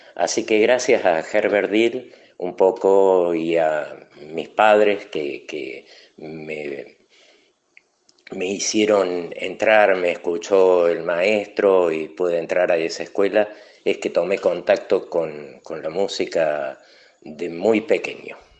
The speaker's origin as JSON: {"language": "Spanish", "region": "Córdoba", "country": "Argentina", "said": "soy de Córdoba capital"}